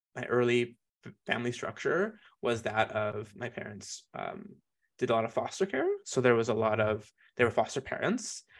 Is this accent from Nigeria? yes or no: no; Calgary, Alberta, Canada; also born or lived in Jamaica; I grew up here in Mokinsis